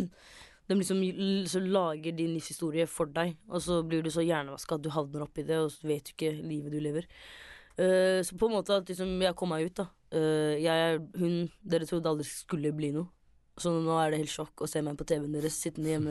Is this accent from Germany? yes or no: no; Somalia; Bare det at man er, de er født i Norge, men jeg er somalier.